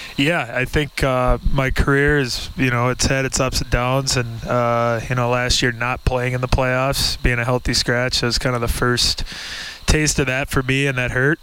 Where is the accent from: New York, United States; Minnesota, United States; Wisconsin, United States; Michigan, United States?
Minnesota, United States; moved away; I come from Minnesota, and I'm used to hockey culture